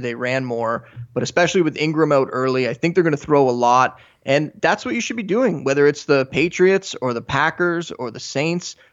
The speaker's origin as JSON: {"language": "English", "country": "Canada", "said": "I am Canadian"}